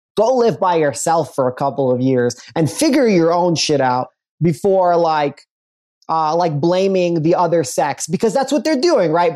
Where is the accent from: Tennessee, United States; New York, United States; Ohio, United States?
New York, United States; New York City; I grew up in Brooklyn, Brooklyn